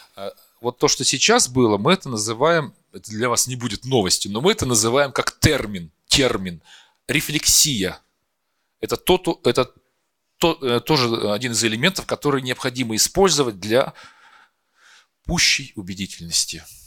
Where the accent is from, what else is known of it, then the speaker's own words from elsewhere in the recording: Perm, Perm Krai, Russia; moved away as an adult; also born or lived in Moscow; я сам из Перми, я учился в театральном, э, потом приехал в Москву